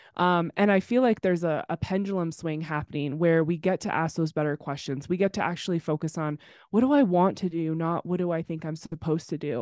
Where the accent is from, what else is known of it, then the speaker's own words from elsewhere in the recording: Temecula, California, United States; also born or lived in Los Angeles; I grew up in Temecula, California